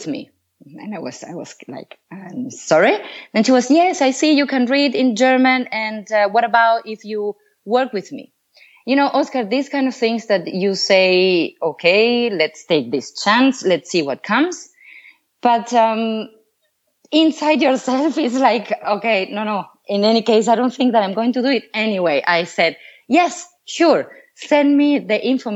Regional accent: Venezuela; moved away as an adult; now in Switzerland; I come from Venezuela

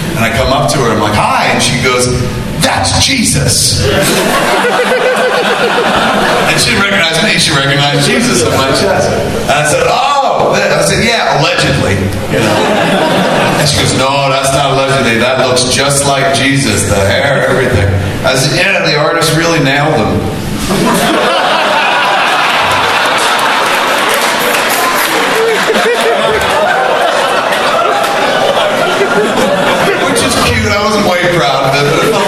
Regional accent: New Jersey, United States; I'm from New Jersey. We live in the shadow of New York at all times

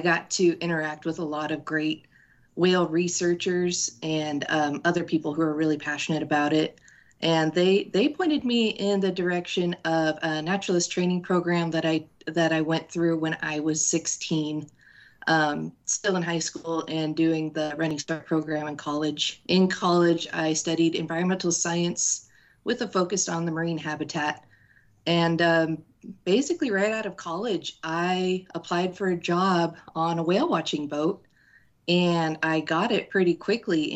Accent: Washington, United States; I was born and raised in Washington state

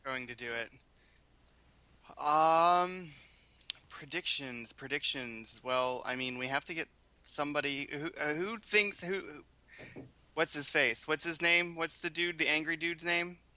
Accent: Pittsburgh, Pennsylvania, United States; moved away as an adult; now in Boston, United States; I'm originally from Pittsburgh, Pennsylvania.

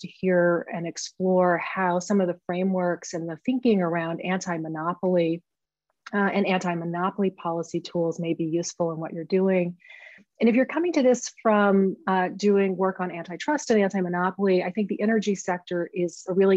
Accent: Maine, United States; my home state of Maine

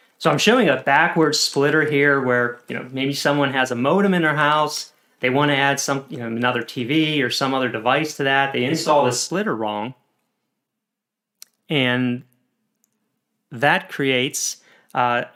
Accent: Pennsylvania, United States; Pennsylvania, where I'm also from

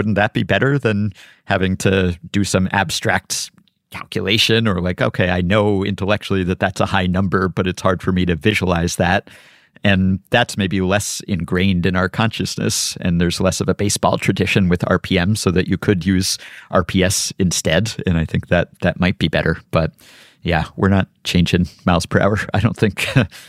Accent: New York, United States; a lot of cars as a New Yorker.

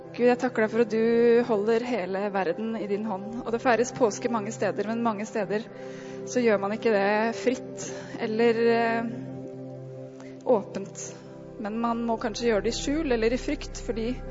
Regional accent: Norway; vi som nordmenn

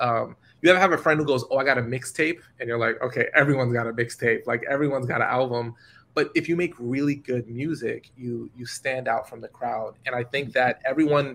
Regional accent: New York, United States; I'm from New York

